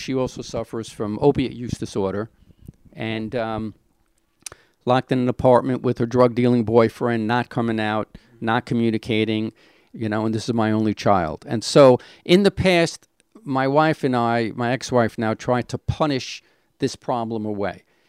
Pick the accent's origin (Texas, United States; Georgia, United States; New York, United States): New York, United States; New York City; I was born in Brownsville. A little of a rough area